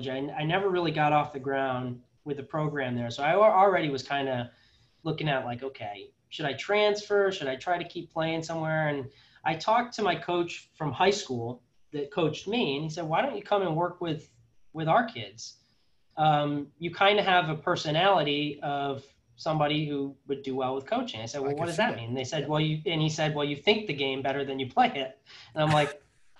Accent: Connecticut, United States; also born or lived in North Carolina / New Jersey / Massachusetts; I was born in North Carolina. My brother was born in New Jersey and then my sister was born in Massachusetts. And then we kind of settled in Connecticut and that's where we stayed.

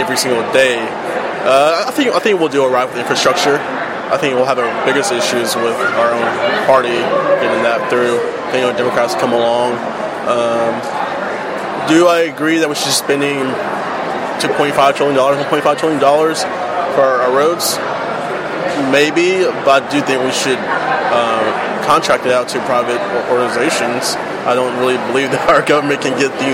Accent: Texas, United States; we're both from Texas

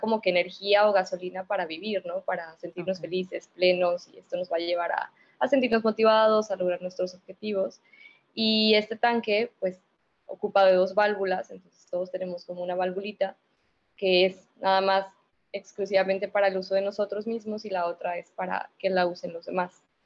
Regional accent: San Luis Potosí, Mexico; moved away as an adult; now in Monterrey, Mexico; yo soy originaria de San Luis, y pues me vine acá a Monterrey a la maestría

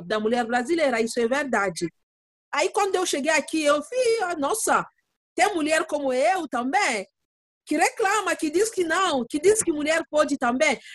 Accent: DR Congo; Portuguese is a second language; moved away as an adult; now in São Paulo, Brazil; Porque agora eu não sou, só congolesa, não. Agora eu sou brasileira

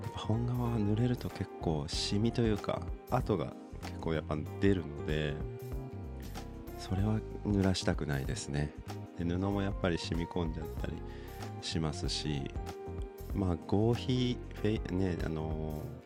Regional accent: Aichi, Japan; moved away; 僕生まれが愛知県なんですけど

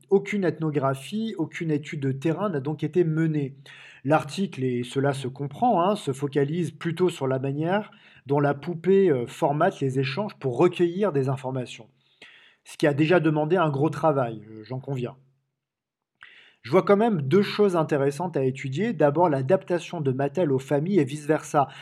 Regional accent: Marseille, Provence-Alpes-Côte d'Azur, France; comme on dit chez moi à Marseille

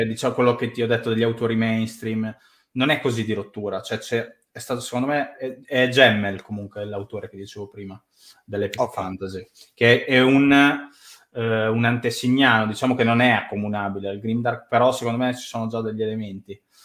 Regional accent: Italy

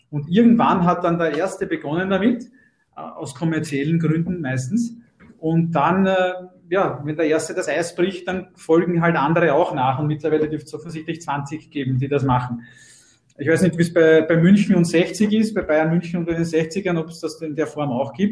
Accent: Vienna, Austria; Bei uns in Wien war es dann im Nachwuchsbereich, es wird in Deutschland in den meisten Städten nicht anders sein, äh, auch noch so, dass es natürlich nur zwei sehr gute Vereine gegeben hat.

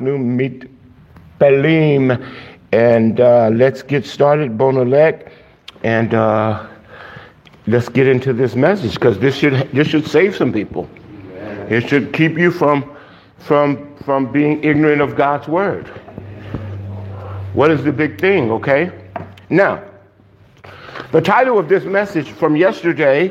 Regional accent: Miami, Florida, United States; I'm from Miami

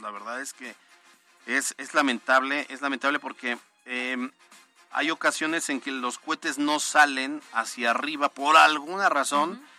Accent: Puebla, Mexico; como poblanos

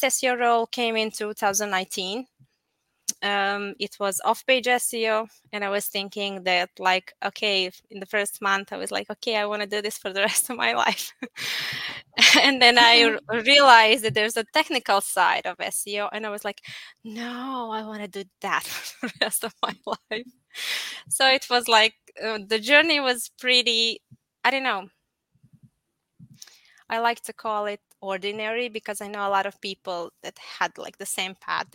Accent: Apatin, Vojvodina, Serbia; moved away as an adult; now in Novi Sad, Serbia; I'm originally from Apatin, which is in Serbia, located somewhere between Croatia and Hungary. So we kind of speak all languages there, and we eat all the food as well. So I grew up there, and I moved to Novi Sad like 15 years ago

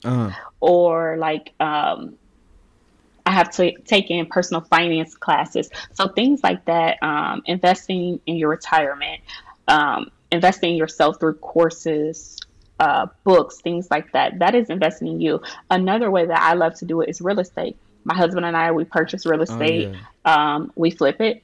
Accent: Cleveland, Ohio, United States; My family, we are from Cleveland, Ohio. We didn't have much. Everybody surrounding me growing up was from public assistance

